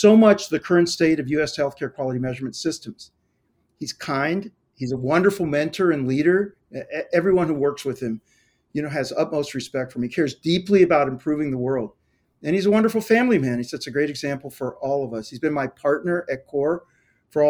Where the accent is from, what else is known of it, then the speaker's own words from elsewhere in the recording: Ohio, United States; I grew up in Ohio.